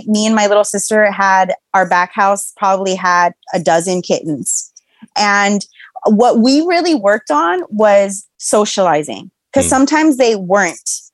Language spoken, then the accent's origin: English; Los Angeles, California, United States; I'm from Los Angeles